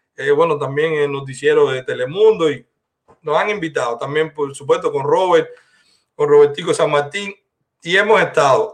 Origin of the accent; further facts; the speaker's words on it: Cuba; now in Dominican Republic; somos los cubanos